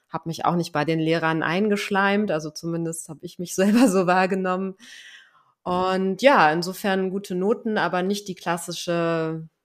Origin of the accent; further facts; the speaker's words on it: Lower Saxony, Germany; Ja, ich bin in einem kleinen Dörfchen aufgewachsen in Niedersachsen. Ähm, 300 Einwohner, keine Straßennamen.